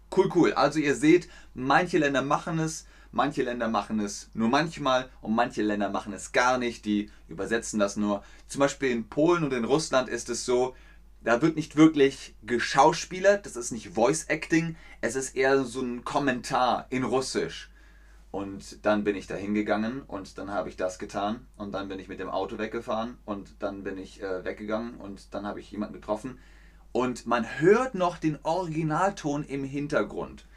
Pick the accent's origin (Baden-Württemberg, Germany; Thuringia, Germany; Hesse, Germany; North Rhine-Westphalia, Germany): North Rhine-Westphalia, Germany; Cologne; accent: Rhenish; ich bin aus Köln, da haben sie gesagt, der rheinische Akzent, der ist ein bisschen zu stark